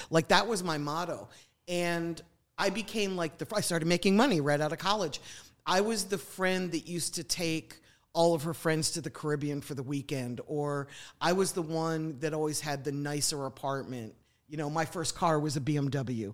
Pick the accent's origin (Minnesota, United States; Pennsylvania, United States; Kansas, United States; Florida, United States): Pennsylvania, United States; Philadelphia; also born or lived in New York; now in Atlanta, United States; I grew up in the suburbs of Philadelphia.